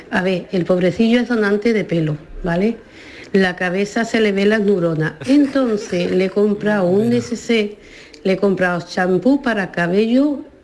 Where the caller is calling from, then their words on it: Jaén, Andalusia, Spain; de Jaén.